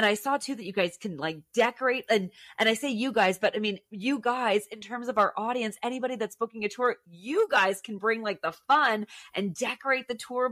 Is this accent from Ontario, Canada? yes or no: yes; Ottawa Valley, Ontario, Canada; also born or lived in Alberta; my hometown in the Ottawa Valley